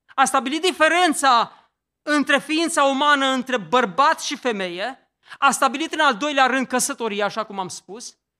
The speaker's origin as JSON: {"language": "Romanian", "country": "Romania", "tie": "born or raised there", "said": "în satul meu, în Ortele"}